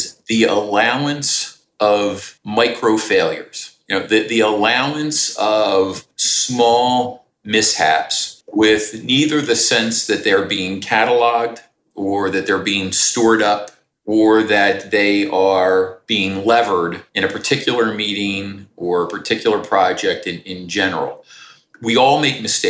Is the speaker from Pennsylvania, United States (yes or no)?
yes; Philadelphia, Pennsylvania, United States; I do what I do for a living at the most exciting company in my hometown here in Philadelphia